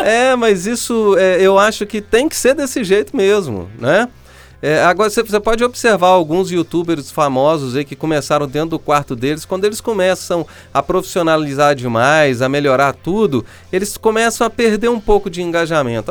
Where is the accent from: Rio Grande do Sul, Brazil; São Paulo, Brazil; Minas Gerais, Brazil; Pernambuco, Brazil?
Minas Gerais, Brazil; E eu sou mineiro, tá? Então eu falo o trem ficou bom porque eu sou mineiro